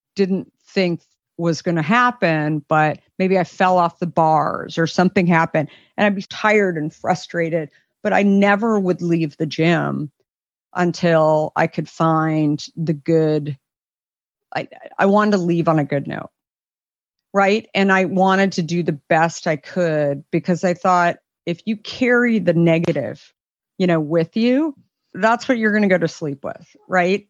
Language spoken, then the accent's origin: English; Arizona, United States; growing up in Arizona